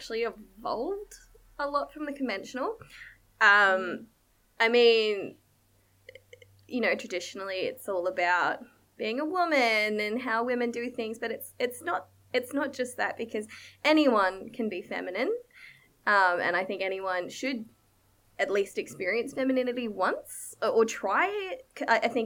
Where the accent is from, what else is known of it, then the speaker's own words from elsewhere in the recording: Australia; I am Thai Australian